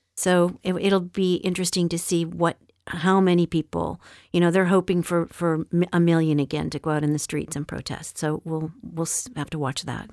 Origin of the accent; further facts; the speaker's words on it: Montreal, Quebec, Canada; moved away; where I grew up in Montreal